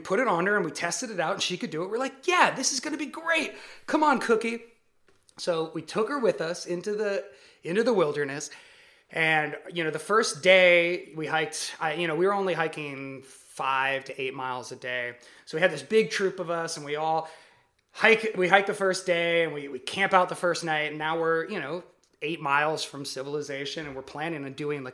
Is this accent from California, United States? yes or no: yes; the Redwood Forest, California, United States; I grew up in the Redwood Forest